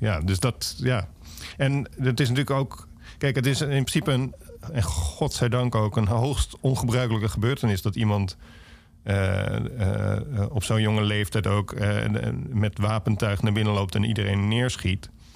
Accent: Alphen aan den Rijn, South Holland, Netherlands; moved away as an adult; mij is Alve is de plek waar ik vandaan kom en dat verandert nooit

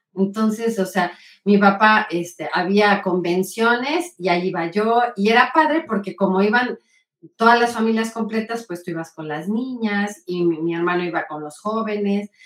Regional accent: Puebla, Mexico; soy poblana. Del centro de Puebla, aquí nací, toda mi familia es

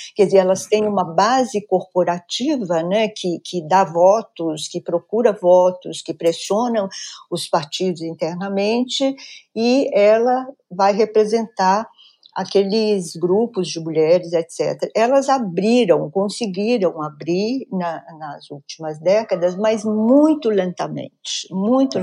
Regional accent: Minas Gerais, Brazil; Sou mineira de nascimento

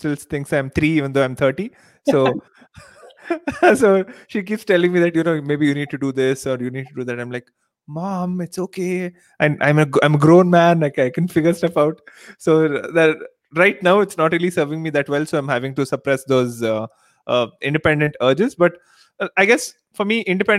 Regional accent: Mysore, Karnataka, India; first language Telugu; English is a second language; I grew up in Mysore, which is like 3 hours away from Bangalore

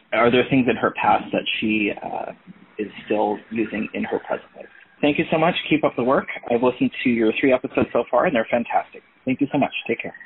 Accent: Ontario, Canada; now in Vancouver, Canada; I'm calling you from Vancouver. Uh, I actually, uh, grew up in Ontario

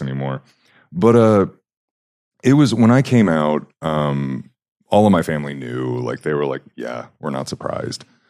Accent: Huntsville, Alabama, United States; moved away as an adult; now in Utah, United States; i grew up just outside of a place called Huntsville

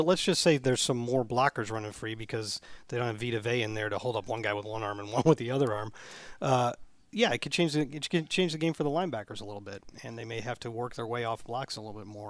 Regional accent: St. Louis, Missouri, United States; Okay. I'm from St. Louis.

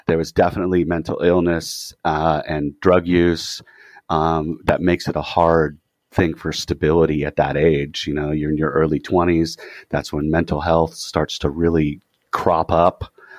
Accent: California, United States; Even though we come from Orange County, we're all like poor apartment dweller kids

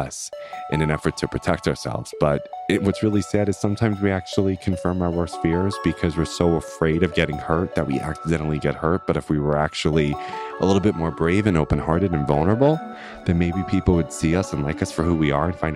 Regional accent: Long Island, New York, United States; I'm from Long Island

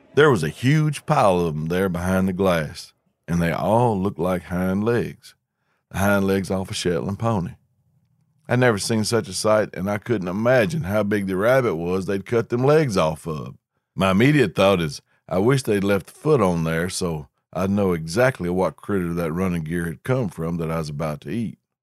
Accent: the South, United States; Growing up in the South

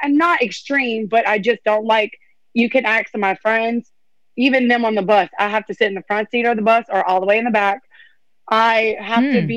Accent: Louisiana, United States; I'm from Louisiana

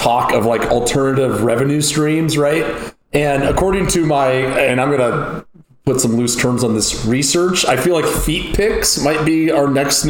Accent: Tulsa, Oklahoma, United States; I'm from Tulsa, Oklahoma.

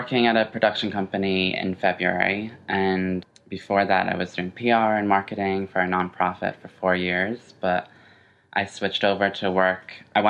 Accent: Ireland; I'm originally from Ireland. I don't have any accent except when I say Ireland.

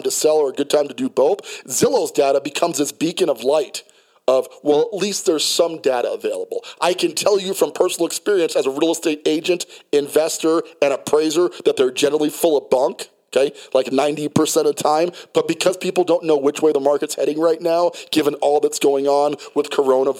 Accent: New York City, New York, United States; moved away; also born or lived in Colorado Springs, Colorado; I'm from Brooklyn, New York, and you know, gunfire and getting shot at was not that abnormal. You know, where I grew up

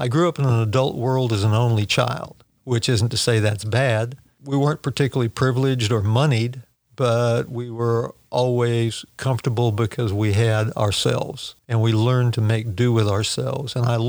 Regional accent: Washington, United States; also born or lived in California / Oregon / Texas; Well, I was born in Southern California, raised in Washington, Oregon, and Texas. So we moved around a lot

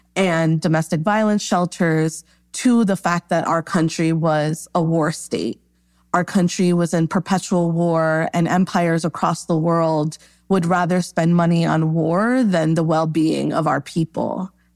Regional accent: New York, United States; Born and raised in New York

